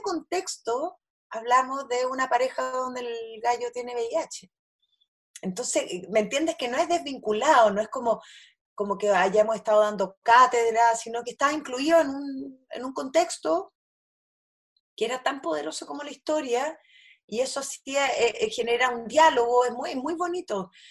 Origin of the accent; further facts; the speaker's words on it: Chile; also born or lived in Easter Island; yo soy chilena